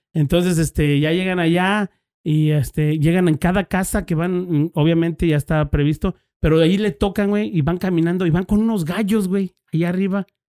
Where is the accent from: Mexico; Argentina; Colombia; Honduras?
Mexico; Querétaro; yo soy allí de Querétaro, Querétaro